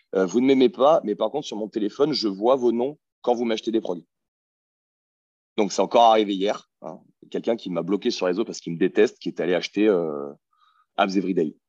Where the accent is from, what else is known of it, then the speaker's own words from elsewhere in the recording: France; je suis un petit Français de merde